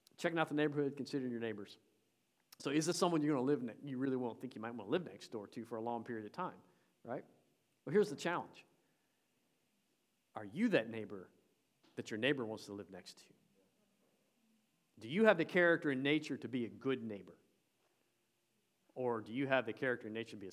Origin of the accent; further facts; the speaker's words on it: Tennessee, United States; I'm from Tennessee